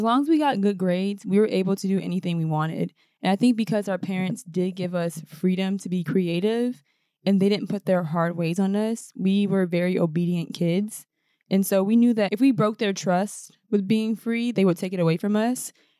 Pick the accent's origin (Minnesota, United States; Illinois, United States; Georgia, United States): Minnesota, United States; now in New York City, United States; growing up in the Midwest, especially being women of color, and not only just women of color, but being Black women in Minnesota